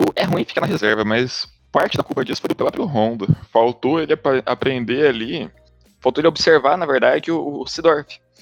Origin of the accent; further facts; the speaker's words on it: Londrina, Paraná, Brazil; eu sou de Londrina